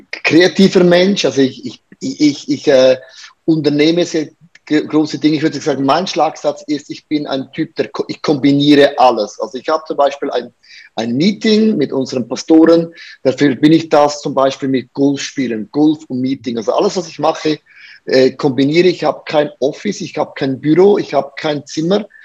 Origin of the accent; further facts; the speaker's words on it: Buchs, St. Gallen, Switzerland; ich bin aufgewachsen in Bux, St. Gallen, das ist in der Nähe von Liechtenstein in dem Sinn.